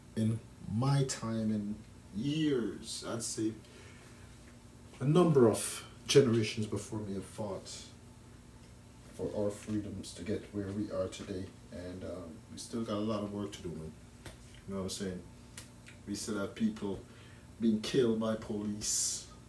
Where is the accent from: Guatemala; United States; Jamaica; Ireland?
Jamaica; now in Canada; as a child growing up in Jamaica I never heard about broccoli until I came to Canada